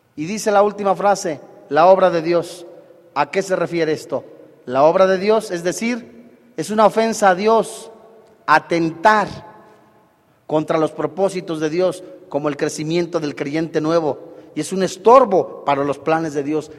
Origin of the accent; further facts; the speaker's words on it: Mexico; decimos los mexicanos